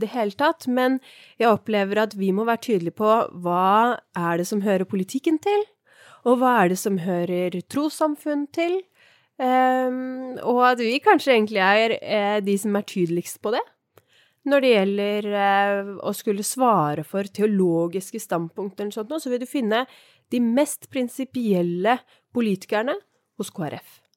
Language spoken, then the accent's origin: Norwegian; Oppegård, Viken, Norway; jeg har vokst opp på Tårnåsen i Oppegård, eller Nordre Follo som det nå heter